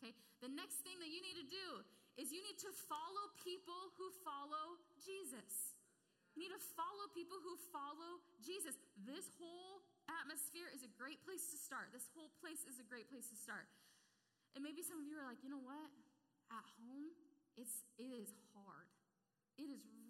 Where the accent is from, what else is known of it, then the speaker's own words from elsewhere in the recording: Clarksville, United States; I grew up in Clarksville